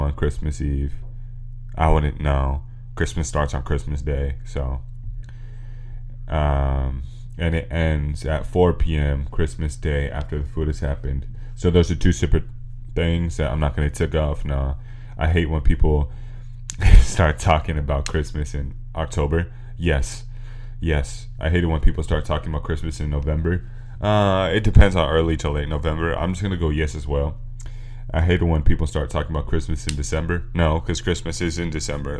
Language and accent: English; California, United States; we're from California